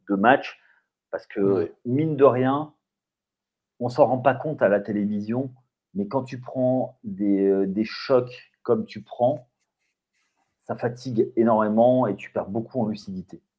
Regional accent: France; quand on est français, quand, on est français

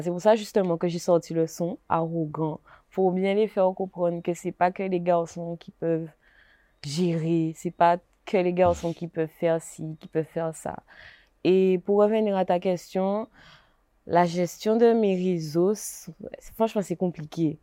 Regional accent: Gourbeyre, Guadeloupe; je viens de Gourbert

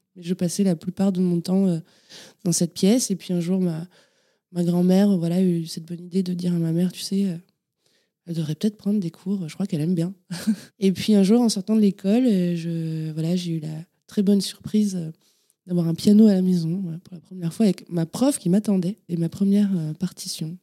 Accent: Châteaubernard, Nouvelle-Aquitaine, France; je suis né à Château Bernard, pour être euh, très exact, à côté de Cognac en Charente

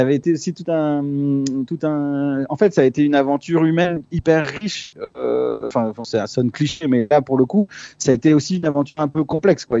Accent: France; Je suis né en France, mais euh, mes parents sont chiliens

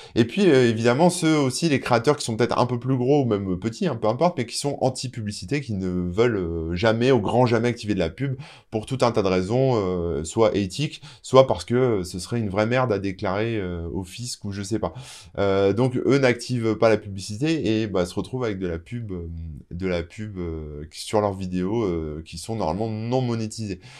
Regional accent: France; chez nous, en France

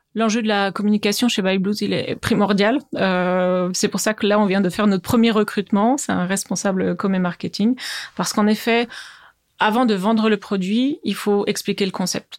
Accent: Bourgogne-Franche-Comté, France; moved away as an adult; also born or lived in Besançon / United States; now in Strasbourg, France; j'habite à Strasbourg et je suis originaire de Franche-Comté, d'où peut-être mon petit accent

